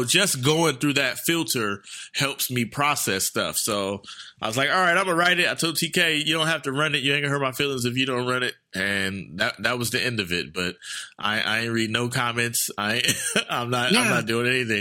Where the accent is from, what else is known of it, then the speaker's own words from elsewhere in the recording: Oakland, California, United States; I'm from East Oakland